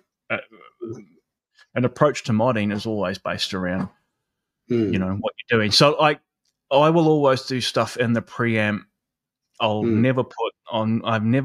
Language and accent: English; New Zealand; moved away; I grew up in New Zealand, which some people know, not Australia.